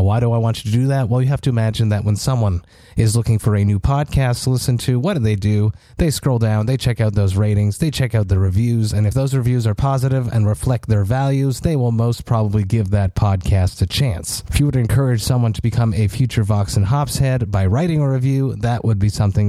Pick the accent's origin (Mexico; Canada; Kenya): Canada; Montreal, Quebec; my hometown of Montreal